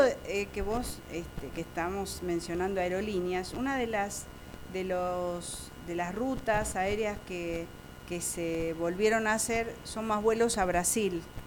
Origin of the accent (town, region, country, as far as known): Argentina